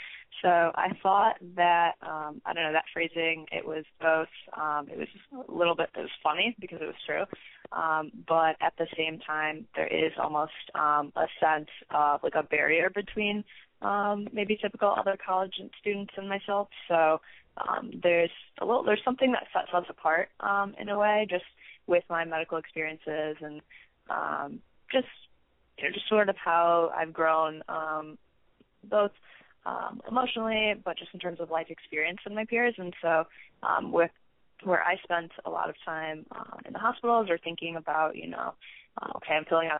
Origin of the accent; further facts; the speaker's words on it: Michigan, United States; So I am from Michigan, but I'm currently a freshman undergrad at Arizona State University in their Honors College.